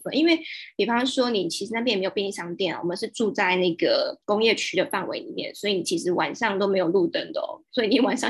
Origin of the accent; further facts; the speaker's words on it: Taiwan; moved away as an adult; now in Vietnam; 我觉得身为台湾人在越南那边蛮幸运的是，我们在那边没有遇到歧视